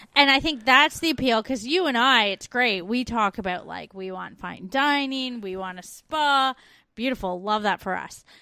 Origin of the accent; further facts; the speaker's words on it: Canada; growing up in Canada